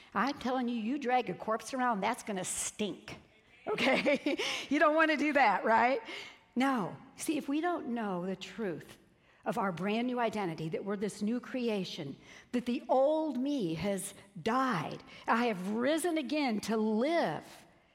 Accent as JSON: {"language": "English", "town": "Peoria", "region": "Illinois", "country": "United States", "said": "I'm from Peoria, Illinois"}